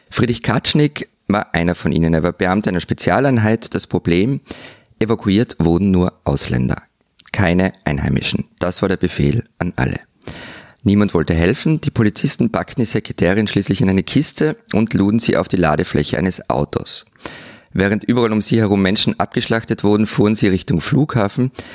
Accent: Austria

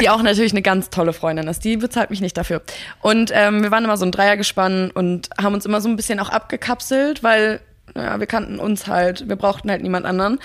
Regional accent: Mecklenburg-Vorpommern, Germany; moved away; ich komme ja ursprünglich aus Mecklenburg

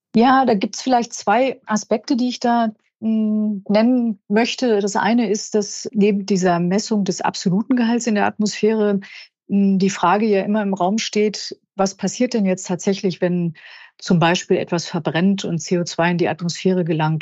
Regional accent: Germany; bei uns in Deutschland

